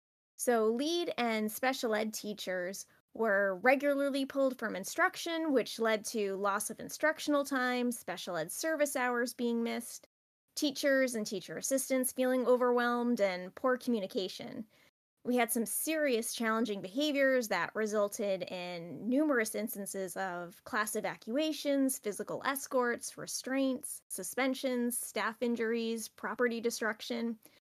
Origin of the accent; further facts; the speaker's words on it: Rhode Island, United States; I'm from Rhode Island